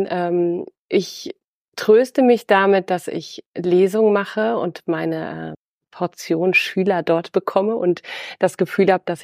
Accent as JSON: {"language": "German", "region": "Schleswig-Holstein", "country": "Germany", "tie": "born or raised there", "said": "ich bin nach Schleswig-Holstein zurückgekehrt äh, in meine alte Heimat an die Nordsee"}